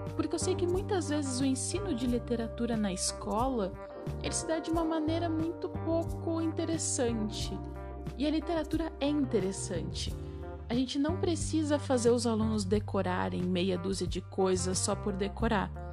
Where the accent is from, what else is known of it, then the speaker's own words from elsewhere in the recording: Rio Grande do Sul, Brazil; eu sou do Rio Grande do Sul.